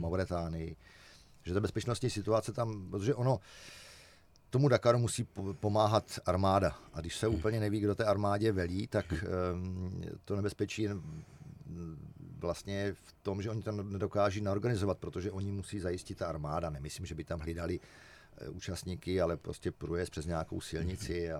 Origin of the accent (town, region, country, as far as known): Czechia